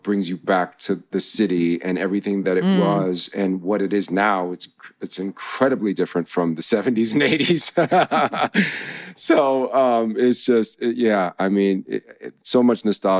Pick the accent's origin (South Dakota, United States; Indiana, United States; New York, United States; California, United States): New York, United States; I grew up, growing up in New York, having so much diversity, having been exposed to so many different experiences in life